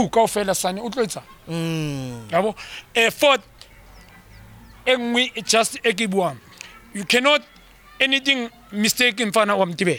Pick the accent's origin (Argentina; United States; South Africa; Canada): South Africa; We as South African, we qualify.